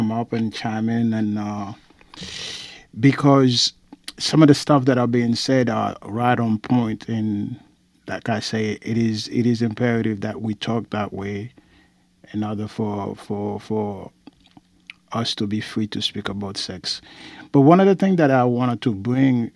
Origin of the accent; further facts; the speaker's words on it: Haiti; I have brethren from Jamaica and Trinidad, and I'm from Haiti